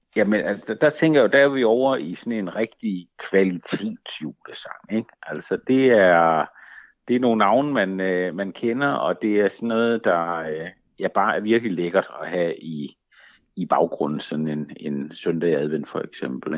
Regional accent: Funen, Southern Denmark, Denmark; moved away; also born or lived in Zealand; jeg var fra Fyn oprindeligt

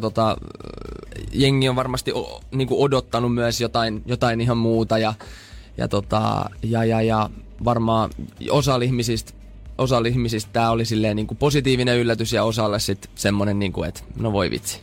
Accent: Turku, Southwest Finland, Finland; accent: Turku dialect; mä puhun Fluently Turun murretta

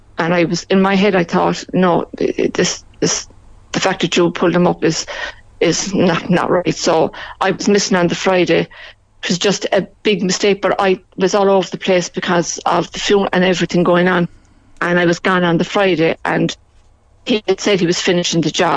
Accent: Belfast, Northern Ireland, United Kingdom; also born or lived in near Mallow; now in Mallow, Ireland; I'm originally from Belfast

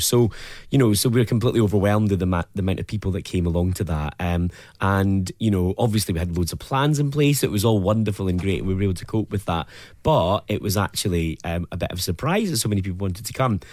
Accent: Dundee, Scotland, United Kingdom; I'm from Dundee, and I think growing up, I never thought we would have a Pride in Dundee

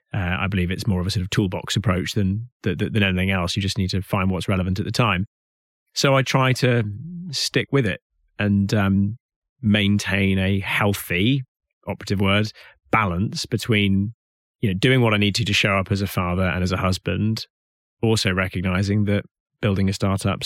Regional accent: Hout Bay, Western Cape, South Africa; Not that my accent betrays it, but I am actually South African by origin. And I was born and raised in Hout Bay, which is just around the corner from Cape Town.

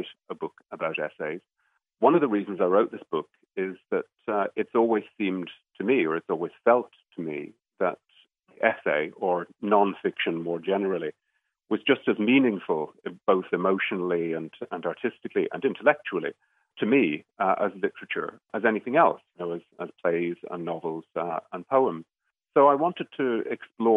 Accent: Dublin, Leinster, Ireland; moved away as an adult; now in England; born in Dublin and I moved to England about 20 years ago.

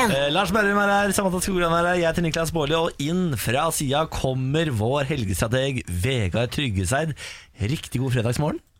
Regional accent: Moss, Østfold, Norway; Der jeg er fra, Moss

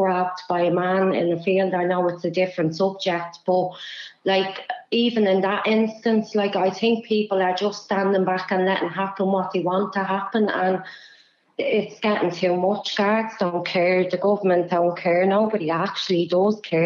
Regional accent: Dublin, Leinster, Ireland; Dublin 24

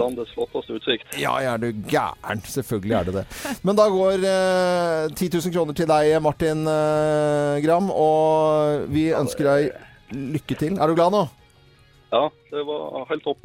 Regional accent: Lærdal, Vestland, Norway; Eh, jeg er fra Sogn. Lærdal i Sogn

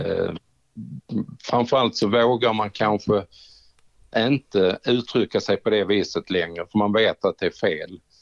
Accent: Skåne, Sweden; moved away; also born or lived in Trelleborg; hemma i Skåne

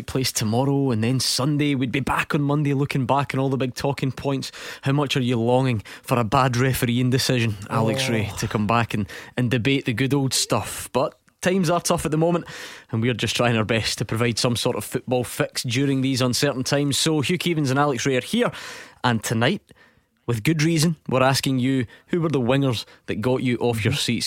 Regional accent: Motherwell, Scotland, United Kingdom; born or raised there

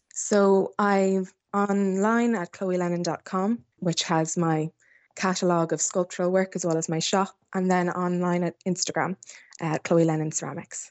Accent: Athlone, County Roscommon, Ireland; I grew up in South Roscommon, um, just outside of Athlone Town

